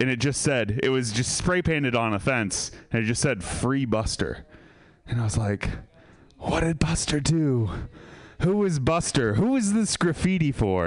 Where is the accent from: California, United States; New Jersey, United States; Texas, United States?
California, United States; Sebastopol; I'm from Sebastopol